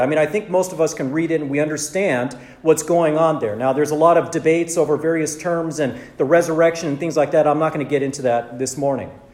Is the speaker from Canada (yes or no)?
no; Southern California, United States; also born or lived in Santa Monica; I was born and raised in Southern California